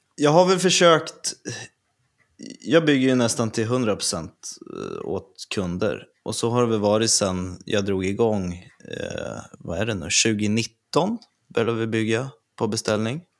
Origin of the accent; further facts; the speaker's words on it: Örebro, Örebro County, Sweden; jag är ju från Örebro